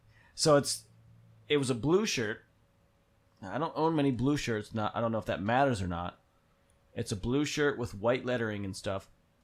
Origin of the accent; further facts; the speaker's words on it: Bethlehem, Pennsylvania, United States; I'm from